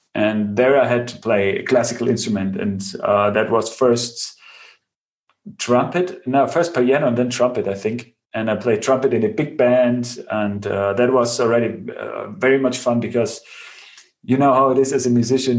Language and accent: English; Bavaria, Germany; I grew up in Bavaria on the countryside